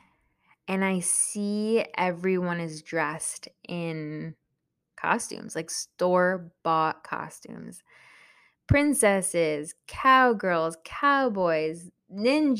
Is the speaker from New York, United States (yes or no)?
yes; Long Island, New York, United States; English is a second language; also born or lived in El Salvador (parents' origin); I was born in New York, and I specifically grew up in Long Island